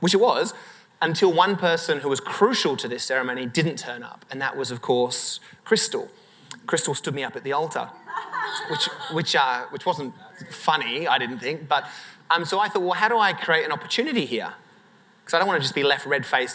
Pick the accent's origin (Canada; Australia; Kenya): Australia; Sydney, New South Wales; I'd finished high school in Sydney in Australia